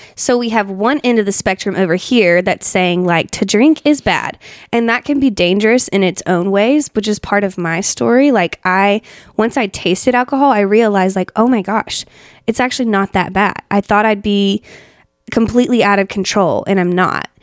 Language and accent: English; Asheville, North Carolina, United States; Asheville. That's where, I mean, my hometown.